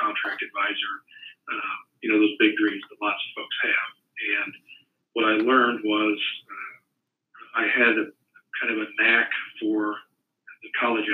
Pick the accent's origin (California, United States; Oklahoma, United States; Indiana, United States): Indiana, United States; Indianapolis; moved away as an adult; also born or lived in Nashville, Tennessee / Lawrence, Kansas; I grew up in Indianapolis.